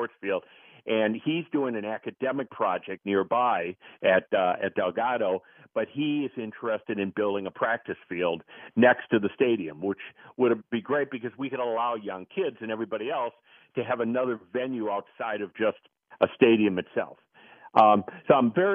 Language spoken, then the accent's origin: English; Wisconsin, United States; also born or lived in Chicago, Illinois; now in New Orleans, United States; I grew up in Wisconsin and spent a lot of years in Chicago